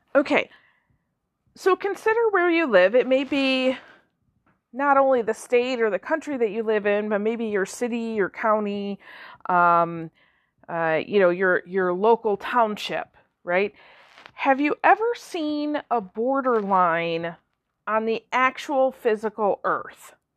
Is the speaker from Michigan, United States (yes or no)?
yes; Michigan, United States; I'm from Michigan